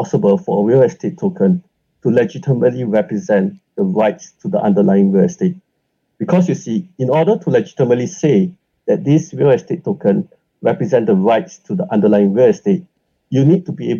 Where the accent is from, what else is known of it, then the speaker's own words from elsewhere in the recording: Singapore; I grew up in Singapore.